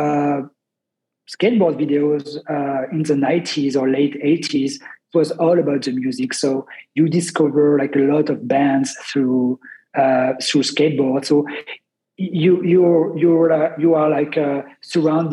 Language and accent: English; Grenoble, Auvergne-Rhône-Alpes, France; I'm from the Alps, Grenoble, which is like not a small town, but like, you know, 500,000 people live in Grenoble. But it's a nice city surrounded by mountains. So I grew up with like the culture of like the outdoors culture